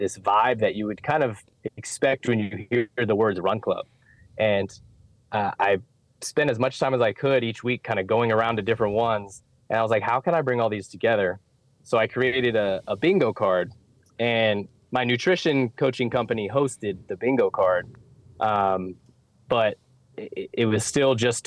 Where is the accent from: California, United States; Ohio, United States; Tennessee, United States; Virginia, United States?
Virginia, United States; Northern; moved away as an adult; now in Charlotte, United States; I'm from Northern Virginia, played soccer my whole life, went to George Mason University.